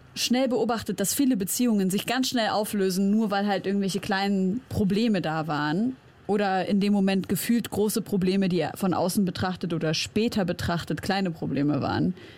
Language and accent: German; Germany; ich bin in Deutschland aufgewachsen, aber ich bin Syrerin